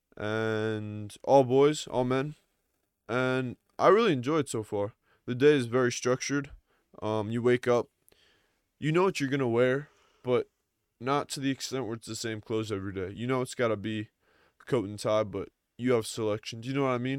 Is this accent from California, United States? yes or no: no; Long Island, New York, United States; I'm from New York, so I'm from a suburb of New York, uh, Long Island